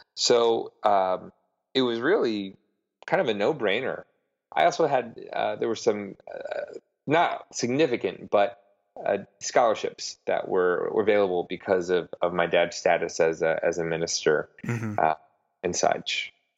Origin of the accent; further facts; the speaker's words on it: Broadview, Illinois, United States; moved away as an adult; also born or lived in Oklahoma City, Oklahoma / Michigan; now in New York, United States; I am from uh, Broadview, Illinois, which is a small suburb right right on the border of the great Midwestern city of Chicago.